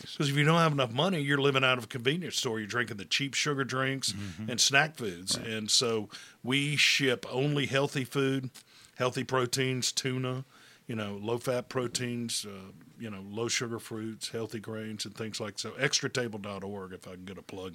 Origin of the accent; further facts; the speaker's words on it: Hattiesburg, Mississippi, United States; I'm from Hattiesburg